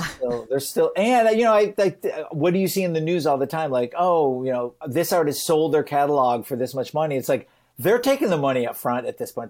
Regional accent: Michigan, United States; I grew up in, you know, Michigan, I'm from the United States.

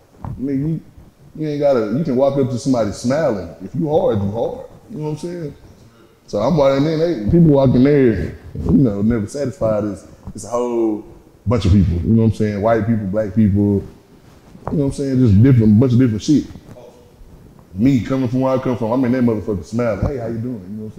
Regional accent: Dallas, Texas, United States; I done been, you know, so many other places. That's why I'm from Dallas. You know what I'm saying? Because I done stayed in Wynwood Garden. I done stayed everywhere.

